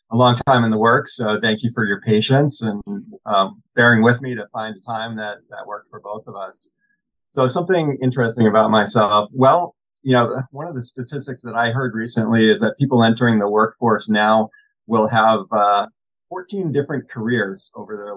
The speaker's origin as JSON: {"language": "English", "region": "Massachusetts", "country": "United States", "tie": "born or raised there", "moved": "as an adult", "lives_now": "Southern California, United States", "said": "So I was born and raised in Massachusetts, and as of right now, I've lived almost exactly half my life, the first half of my life in Massachusetts"}